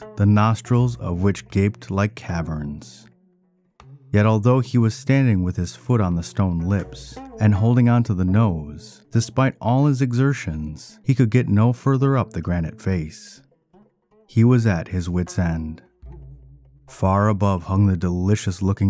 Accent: Ann Arbor, Michigan, United States; you're also my hometown

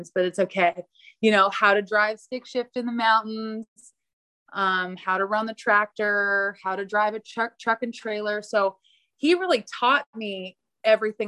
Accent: Morro Bay, California, United States; also born or lived in Cambria, California; I'm from Morro Bay. It's a little town.

